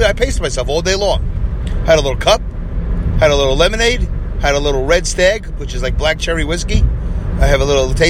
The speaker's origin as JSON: {"language": "English", "region": "New York", "country": "United States", "said": "I was from New York"}